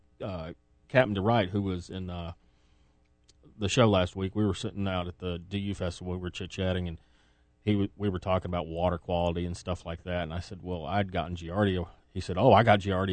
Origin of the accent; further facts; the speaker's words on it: Massachusetts, United States; now in Tennessee, United States; my home state